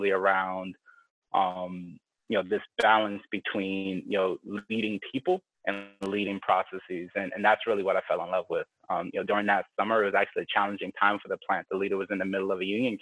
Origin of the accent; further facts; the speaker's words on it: New York, United States; moved away; Growing up in New York